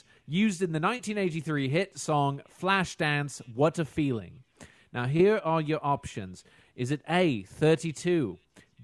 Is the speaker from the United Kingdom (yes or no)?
yes; United Kingdom; we're British